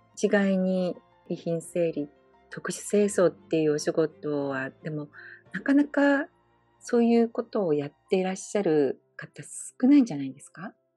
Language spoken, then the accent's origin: Japanese; Fukuoka, Japan; now in Hawaii, United States; 私も福岡出身